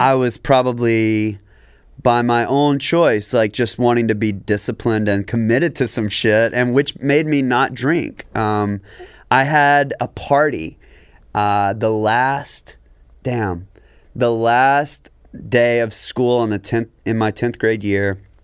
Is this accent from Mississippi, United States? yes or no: yes; Jackson, Mississippi, United States; public school in Jackson, Mississippi, right? So we are from a history.